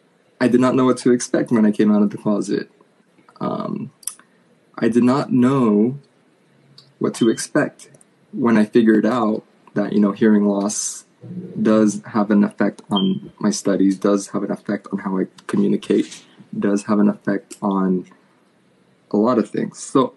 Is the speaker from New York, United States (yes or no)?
yes; New York, United States; now in California, United States; Born and raised in New York. Now a California boy.